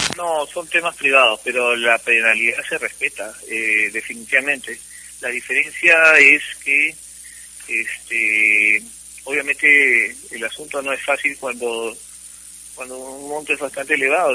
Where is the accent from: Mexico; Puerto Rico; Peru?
Peru; Cusco; now in Lima, Peru; soy cusqueño de nacimiento, vivo en Lima hace 46 años, pero yo nací en Cusco.